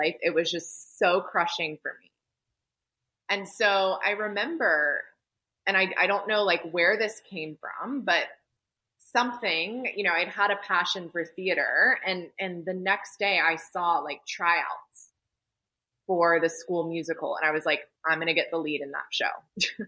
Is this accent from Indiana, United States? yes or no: no; Atlanta, Georgia, United States; I was born and raised in Atlanta, Georgia